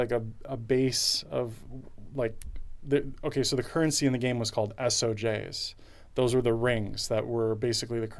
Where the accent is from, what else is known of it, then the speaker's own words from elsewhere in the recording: Toronto, Ontario, Canada; I grew up in Toronto